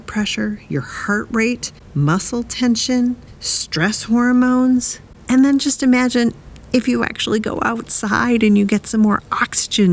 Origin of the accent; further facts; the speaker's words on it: Wisconsin, United States; moved away; also born or lived in Nashville; I grew up in Wisconsin